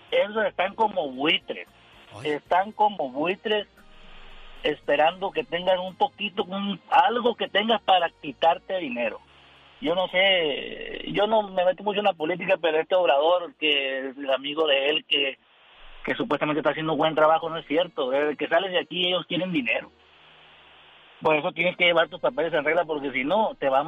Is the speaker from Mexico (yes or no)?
yes; Sinaloa, Mexico; mando a Sinaloa, yo soy de Sinaloa.